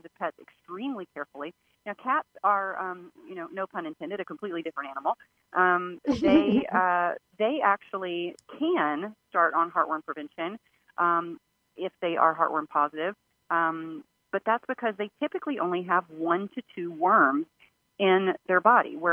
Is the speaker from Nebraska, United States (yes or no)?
no; Louisiana, United States; now in Washington, D.C., United States; where I live, I'm in the Washington, D.C. area, and I grew up in Louisiana